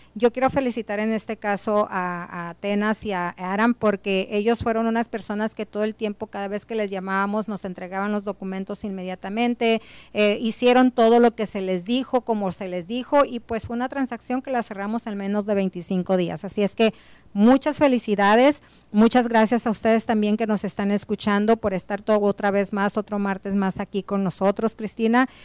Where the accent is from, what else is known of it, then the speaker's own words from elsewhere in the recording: Mexico; now in United States; Somos hispanos, somos personas que realmente eh, venimos de, de, nuestro México